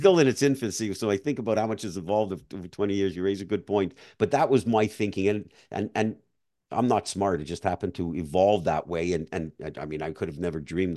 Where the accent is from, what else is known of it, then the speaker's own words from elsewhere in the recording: Montreal, Quebec, Canada; moved away as an adult; now in Florida, United States; I grew up in Montreal